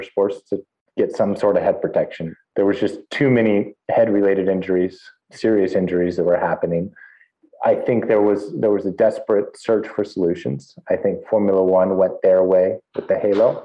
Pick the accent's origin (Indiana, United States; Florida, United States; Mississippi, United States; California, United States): California, United States; Northern; also born or lived in Europe; growing up in California, fairly close to Mexico